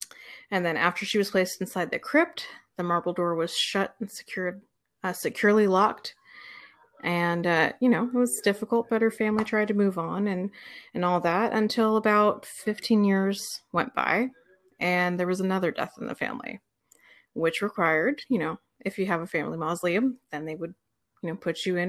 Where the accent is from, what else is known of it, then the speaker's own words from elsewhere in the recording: Florida, United States; So I grew up in Florida, yes.